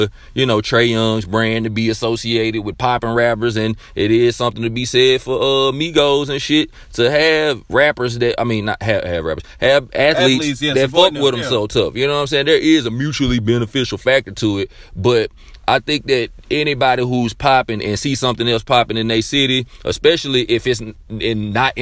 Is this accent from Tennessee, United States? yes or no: yes; Memphis, Tennessee, United States; I'm from Memphis.